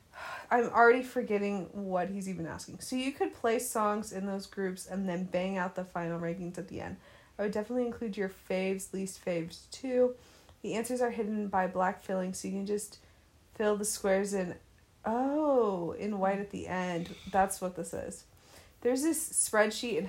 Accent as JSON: {"language": "English", "country": "United States", "said": "I'm American"}